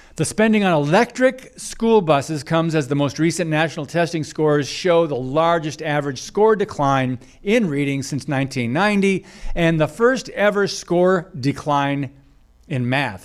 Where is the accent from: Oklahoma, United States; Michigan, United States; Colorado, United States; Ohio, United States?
Michigan, United States; moved away; my home state of Michigan, where I grew up